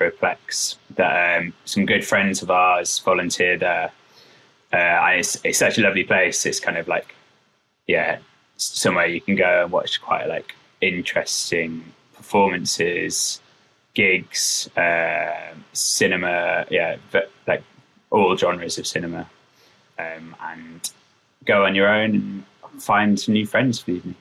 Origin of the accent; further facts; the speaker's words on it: Huddersfield, Yorkshire and the Humber, United Kingdom; I was growing up in Huddersfield